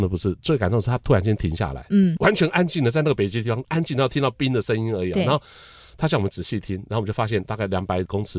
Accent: Taiwan; 我们是从台湾来的

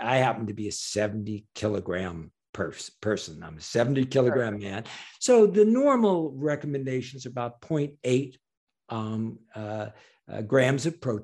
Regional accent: New York, United States; I'm a New Yorker

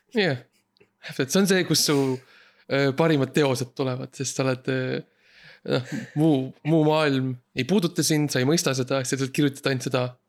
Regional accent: Estonia; seda riiki, kust mina pärit olen

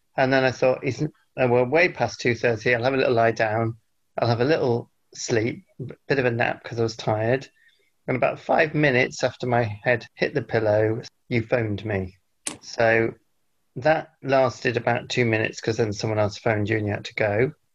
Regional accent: United Kingdom; British Britons, whatever we are

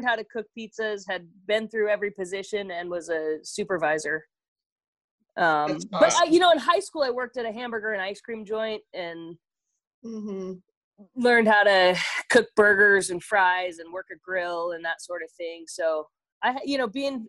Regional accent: Sausalito, California, United States; also born or lived in Tahoe City, California; I'm from basically the Bay Area

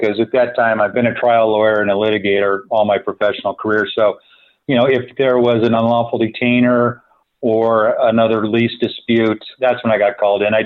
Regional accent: San Francisco Bay Area, California, United States; also born or lived in San Diego, United States; I grew up in the San Francisco Bay Area

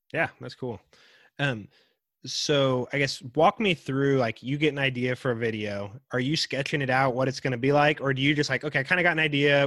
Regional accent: Wichita, Kansas, United States; I grew up East Side. I grew up on Andover.

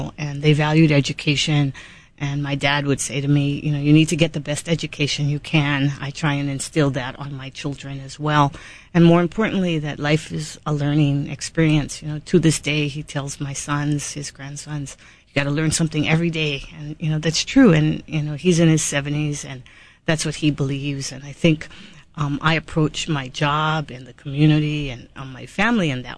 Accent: Big Island, Hawaii, United States; now in Honolulu, United States; I was born and raised on the Big Island, and I'm very, very proud of it

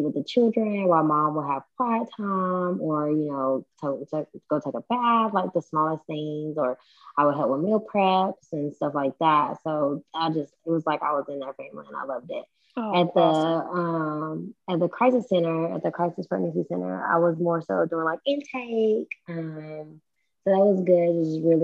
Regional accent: West Tennessee, United States; moved away as an adult; So I'm not from the Middle Tennessee area. I'm actually from the West Tennessee area. So I was able to collaborate with my mom back home

